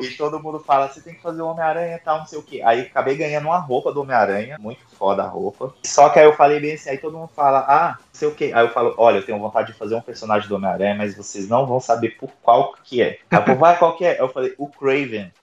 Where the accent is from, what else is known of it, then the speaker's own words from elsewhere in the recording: Brazil; eu sou do Brasil